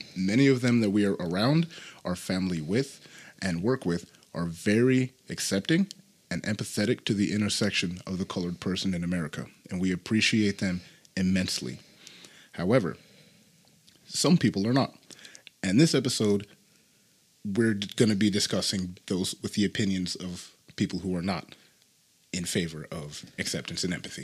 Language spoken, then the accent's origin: English; Utah, United States; I was born in another state and uh, ended up coming here. when I was about like five or something. So yeah, definitely been around it for most of my life.